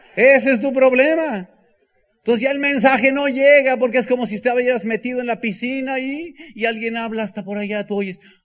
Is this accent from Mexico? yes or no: yes; El Bajío, Mexico; soy del Bajío